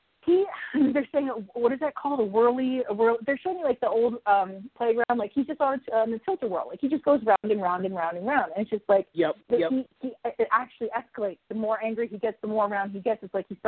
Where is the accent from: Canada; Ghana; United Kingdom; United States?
United States; New Jersey; moved away; I was born and raised in New Jersey